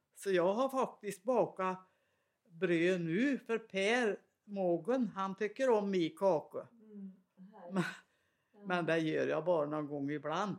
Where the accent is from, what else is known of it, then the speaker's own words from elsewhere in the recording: Svanskog, Värmland, Sweden; accent: Värmland; jag är värmlänning, det hörs väl lång väg.